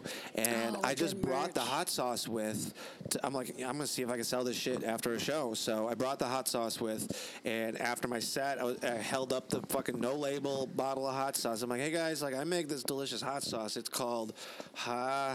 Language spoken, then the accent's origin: English; Illinois, United States; I'm from Illinois originally